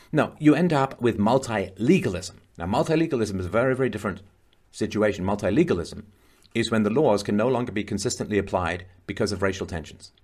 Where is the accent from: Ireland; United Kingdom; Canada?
Ireland; moved away; I was born in Ireland, Spent a lot of time in Ireland